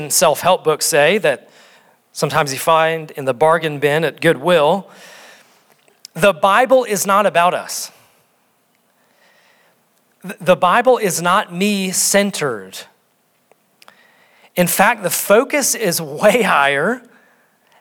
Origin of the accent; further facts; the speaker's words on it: North Dakota, United States; I'm from North Dakota